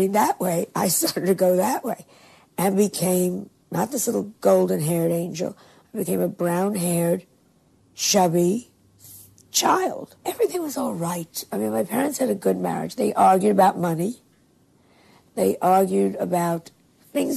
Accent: Larchmont, New York, United States; I'm from Larchmont, my dad's a doctor

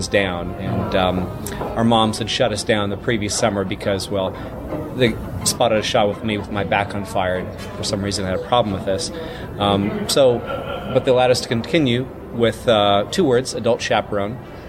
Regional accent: Mississippi, United States; As a 11 and 12-year-old, respectively, growing up in Mississippi in the 80s, pre-internet

